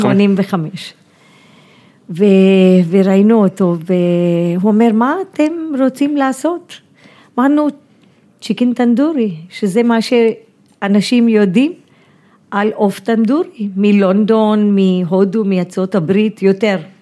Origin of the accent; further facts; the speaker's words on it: India; moved away as an adult; now in Tel Aviv, Israel; הוא גם היה קצין גבוה מהצבא, אז גדלתי כן. ממש בצבא ההודי